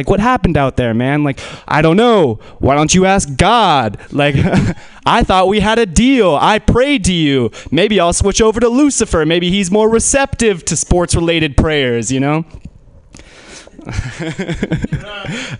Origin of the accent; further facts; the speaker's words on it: Menlo Park, California, United States; I grew up in Menlo Park